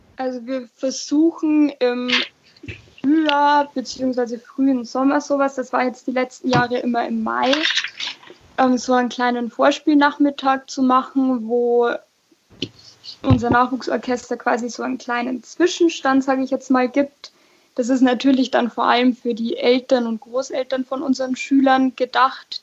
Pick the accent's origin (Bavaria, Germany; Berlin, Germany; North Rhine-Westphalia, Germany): Bavaria, Germany; Nittenau; Ich komme nämlich eigentlich aus Fischbach, also ähm, aus der Stadt Nittenau quasi